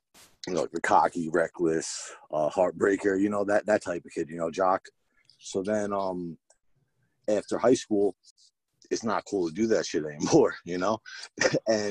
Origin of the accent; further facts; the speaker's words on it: Bethpage, New York, United States; I grew up there, born and bred, Bethpage